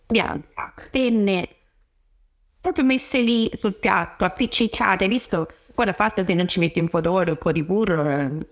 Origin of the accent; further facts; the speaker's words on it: Tuscany, Italy; moved away as an adult; now in London, United Kingdom; sono toscana